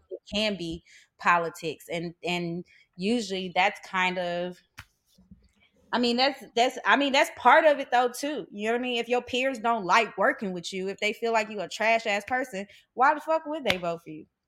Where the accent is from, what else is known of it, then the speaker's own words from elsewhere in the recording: St. Louis, Missouri, United States; moved away; I'm from Saint Louis, Missouri